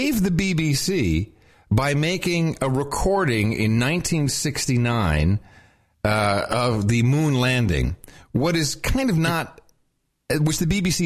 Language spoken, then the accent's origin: English; Netherlands; moved away; When I was growing up in the Netherlands